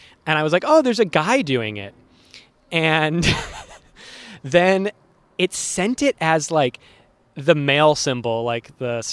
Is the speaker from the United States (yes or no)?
yes; Worcester, Massachusetts, United States; Worcester, my hometown